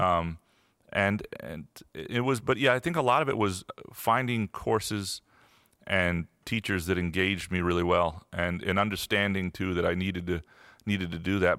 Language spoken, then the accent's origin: English; Lansing, Michigan, United States; also born or lived in Chicago; I grew up in Lansing, went to Lansing Sexton High School